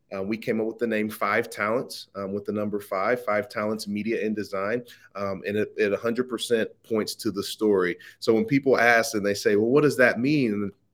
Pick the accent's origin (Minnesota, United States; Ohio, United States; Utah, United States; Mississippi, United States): Ohio, United States; Midwest; I'm born and raised in uh, Midwest Ohio.